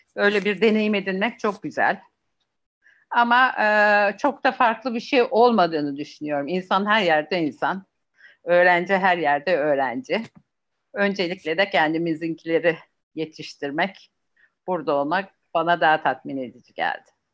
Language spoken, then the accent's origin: Turkish; Turkey; Bizim Akdeniz tabiatıyla